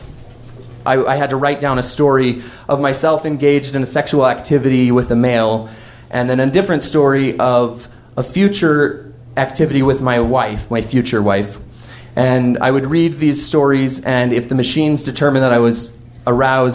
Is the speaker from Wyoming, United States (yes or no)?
yes; Wyoming, United States; my hometown in Wyoming